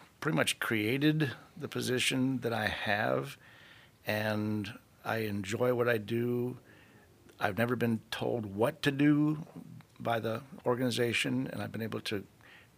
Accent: Sarasota, Florida, United States; also born or lived in St. Louis, Missouri; I was born in St. Louis, Missouri, but we moved to Sarasota when I was 5. And so I pretty much grew up in Sarasota

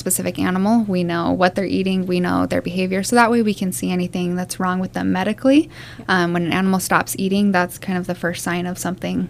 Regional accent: Salt Lake City, Utah, United States; moved away as an adult; I'm from Utah. Nice. Yep. Salt Lake City.

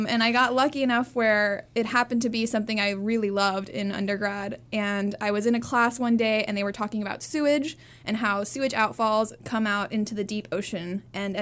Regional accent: Hawaii, United States; also born or lived in California; now in Florida, United States; I grew up in Hawaii, kind of lived in different places, California, and now Florida

